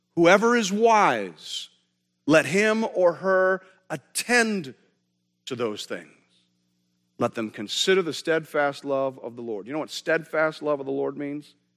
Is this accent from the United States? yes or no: no; Canada; we're Canadian.